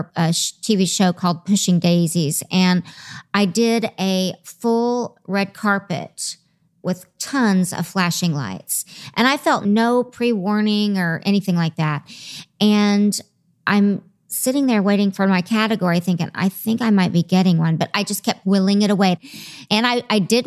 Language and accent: English; the South, United States; I'm from the South